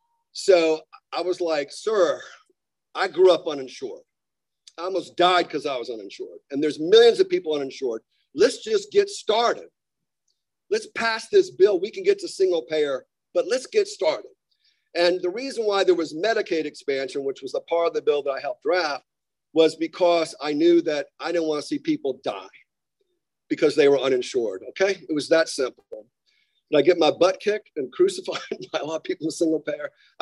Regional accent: North Carolina, United States; I'm from North Carolina, so we say, how y'all doing?

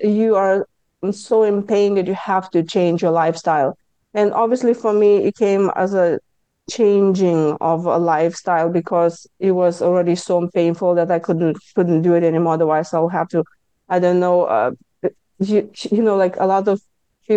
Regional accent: Lithuania; accent: Lithuanian; English is a second language; moved away as an adult; now in United States; I speak with my Lithuanian accent because I came to US 23 years ago.

